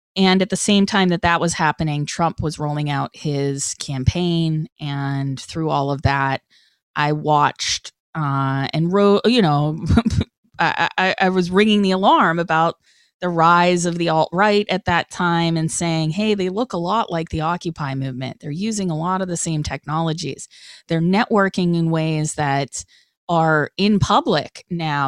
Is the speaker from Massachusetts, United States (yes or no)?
yes; Boston, Massachusetts, United States; young punker, hardcore kid growing up in Boston